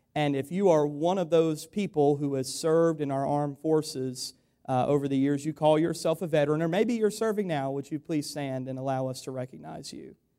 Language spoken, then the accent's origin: English; United States; we have as Americans in this country